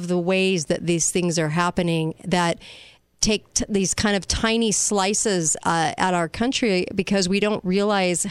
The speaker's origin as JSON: {"language": "English", "region": "California", "country": "United States", "said": "I'm from California"}